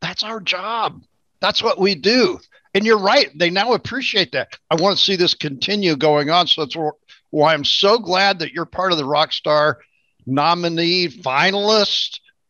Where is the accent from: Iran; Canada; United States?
United States; St. Louis, Missouri; moved away as an adult; now in Florida, United States; I'm from St. Louis. I just moved to Florida 5 years ago. I spent 35 years in St. Louis.